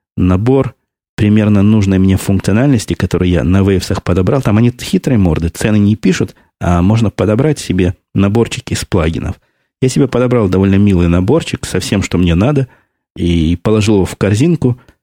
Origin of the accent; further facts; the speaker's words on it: Russia; now in United States; Я уехал из России в 94 году